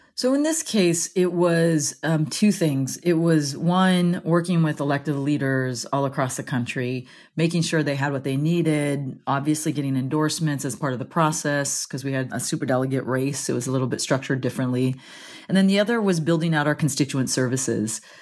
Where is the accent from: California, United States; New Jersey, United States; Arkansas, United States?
California, United States; Central Valley; moved away as an adult; I grew up